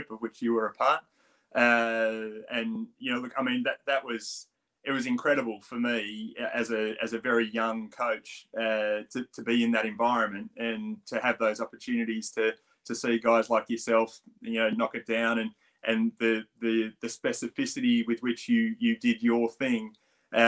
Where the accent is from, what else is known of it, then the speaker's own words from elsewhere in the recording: Australia; accent: Australian; moved away as an adult; now in United Kingdom; I still do have a pretty strong Australian accent